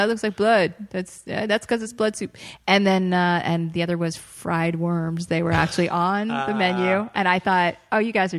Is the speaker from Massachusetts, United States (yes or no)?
yes; Boston, Massachusetts, United States; moved away; also born or lived in New York State; I'm originally from the Boston area.